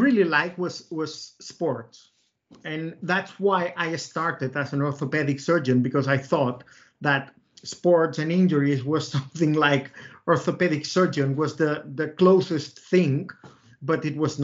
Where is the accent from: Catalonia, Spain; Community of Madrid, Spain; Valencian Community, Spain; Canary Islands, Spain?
Catalonia, Spain; Reus; now in Barcelona, Spain; I'm from Reus. Reus is a small. It's a small town, 100 kilometers south from Barcelona.